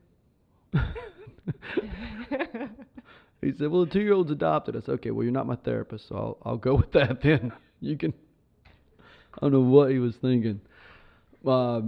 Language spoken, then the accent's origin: English; Southeast Tennessee, United States; I grew up in Southeast Tennessee.